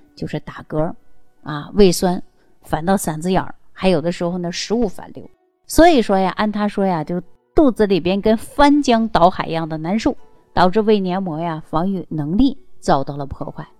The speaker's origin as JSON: {"language": "Chinese", "region": "Northeast China", "country": "China", "said": "尤其我们是东北人这种性格呀，更能体现出男孩子的特性"}